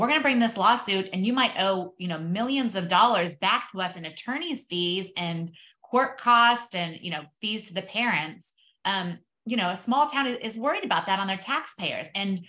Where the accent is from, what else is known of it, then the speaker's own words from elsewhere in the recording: Texas, United States; I'm from Texas